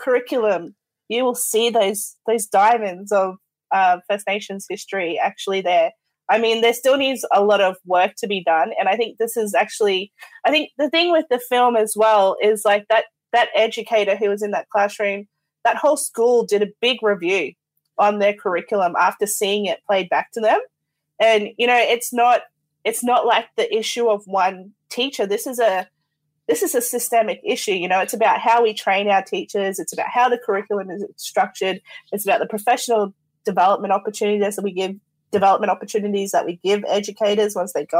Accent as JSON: {"language": "English", "region": "Central Queensland", "country": "Australia", "said": "I'm from Central Queensland"}